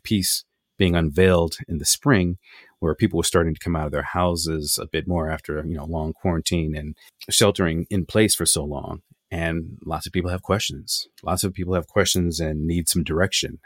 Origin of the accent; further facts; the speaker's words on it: Los Angeles, California, United States; I grew up in Los Angeles